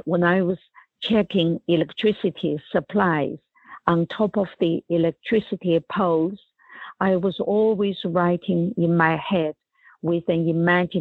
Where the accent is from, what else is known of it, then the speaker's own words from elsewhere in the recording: China; moved away as an adult; when I was growing up in China in the 1950s and the 60s and 70s